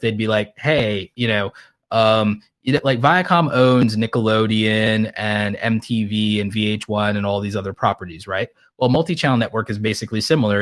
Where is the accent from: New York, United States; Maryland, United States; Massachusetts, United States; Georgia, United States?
New York, United States; New York City; now in Atlanta, United States; I was born in Brooklyn, so I'm extra petty